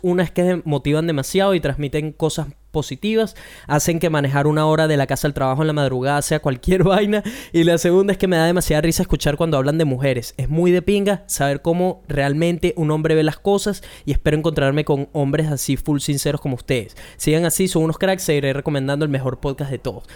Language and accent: Spanish; Venezuela; como un venezolano